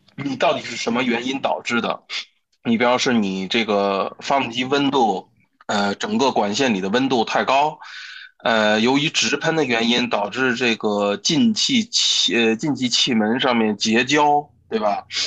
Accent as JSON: {"language": "Chinese", "country": "China", "said": "我们中国人"}